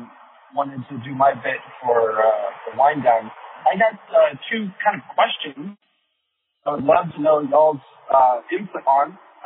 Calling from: Houston, Texas, United States; also born or lived in Dubai; I'm calling from Houston, actually. Moved from Dubai to Houston to start the school year

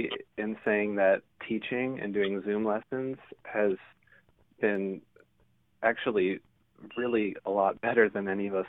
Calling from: Iowa City, Iowa, United States; I'm calling from, actually, Iowa City is where I'm based right now.

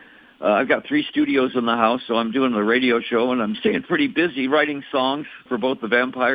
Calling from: Scottsdale, Arizona, United States; I'm calling you from my first home in Scottsdale, but we have a place in McKenna.

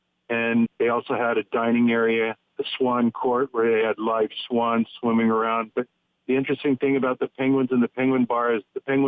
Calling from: Kilauea, Hawaii, United States; also born or lived in Maui; I'm calling from Kilauea, Kauai. In the early 80s, when I lived on Maui

